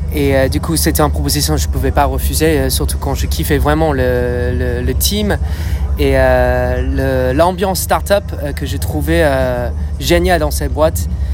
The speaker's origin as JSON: {"language": "French", "town": "Dublin", "region": "Leinster", "country": "Ireland", "accent": "British", "second_language": "French", "moved": "yes", "said": "je viens d'Irlande à la base, de Dublin"}